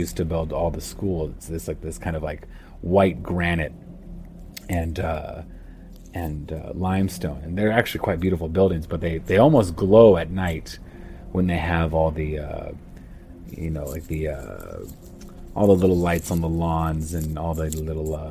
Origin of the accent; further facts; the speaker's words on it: United States; moved away as an adult; now in Amman, Jordan; I'm American, but I moved out here about 4 years ago to teach at a boarding school out here in Jordan